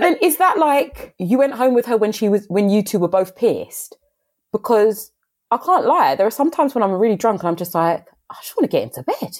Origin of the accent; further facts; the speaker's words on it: London, United Kingdom; growing up in London